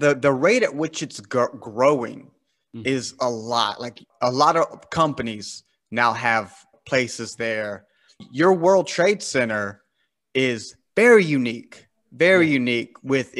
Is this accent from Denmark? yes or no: no; United States; I'm from America